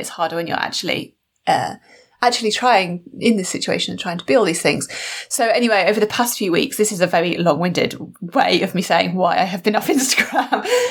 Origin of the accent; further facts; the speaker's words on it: United Kingdom; built into my DNA or our DNA as British people